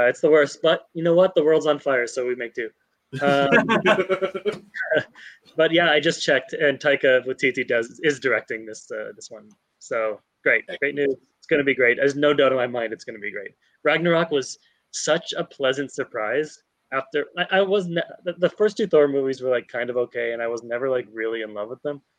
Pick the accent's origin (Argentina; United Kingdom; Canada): Canada; I'm Canadian, so we still have the queen up here